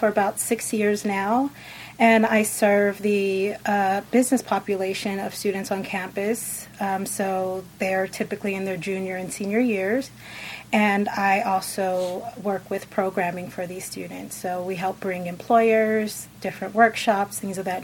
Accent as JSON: {"language": "English", "town": "San Diego", "region": "California", "country": "United States", "tie": "born or raised there", "also_born_or_lived": "Riverside, California", "said": "I grew up in San Diego. I did the first part of my life there"}